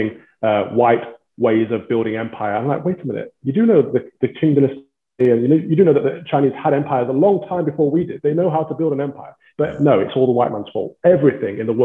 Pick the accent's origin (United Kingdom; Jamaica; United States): United Kingdom; Midlands; moved away; as a child growing up in the Midlands, I was the only black kid in my school